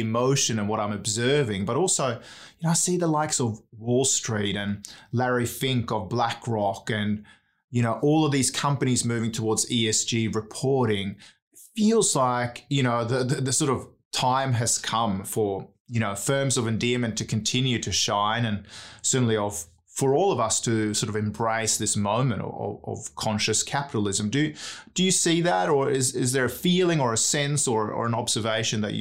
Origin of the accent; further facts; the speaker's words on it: Sweden; now in Australia; I'm an immigrant here in Australia, right? I'm from Sweden originally.